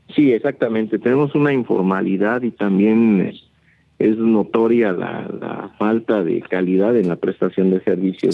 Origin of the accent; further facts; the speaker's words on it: Teotihuacán, State of Mexico, Mexico; hoy ya ni siquiera somos gente de Teotihuacán